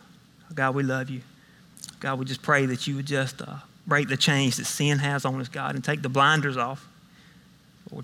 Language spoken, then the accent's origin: English; Millen, Georgia, United States; accent: country; I'm from Millen. I grew up in Millen, went to high school in Millen. So if you can't understand some of my country dialect